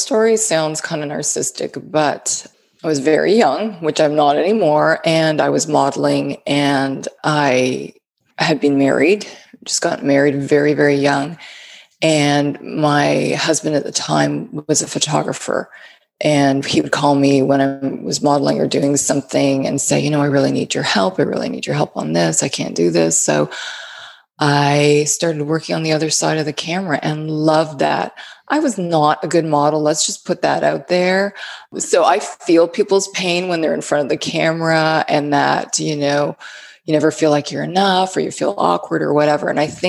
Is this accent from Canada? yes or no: yes; Canada; moved away as an adult; now in United States; I moved here from Canada about 16 years ago to live in the South and enjoy the warmer weather